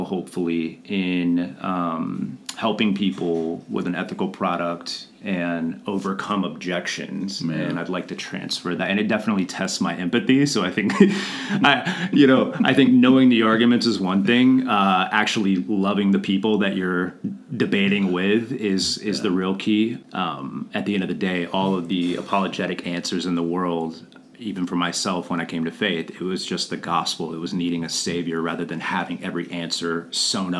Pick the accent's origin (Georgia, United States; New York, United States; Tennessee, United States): Georgia, United States; Atlanta; I grew up in Atlanta.